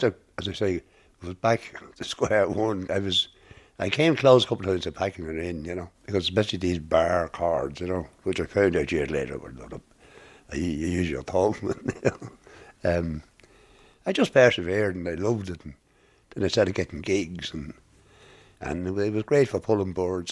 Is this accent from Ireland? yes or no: yes; Drogheda, Leinster, Ireland; moved away as an adult; now in Dublin, Ireland; I was born in Drana, 29 November 1946, in a Lady Lord's Hospital